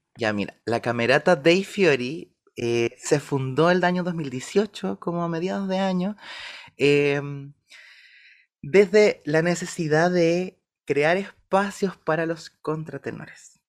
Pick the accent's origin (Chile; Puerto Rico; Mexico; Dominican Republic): Chile; Valdivia, Los Ríos; moved away as an adult; yo nací en Valdivia, soy de Valdivia y viví 17 años en Valdivia